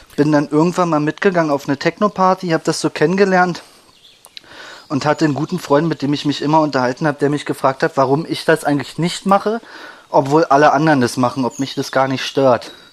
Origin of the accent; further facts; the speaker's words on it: Berlin, Germany; ich bin aufgewachsen am Rande von Berlin, im Osten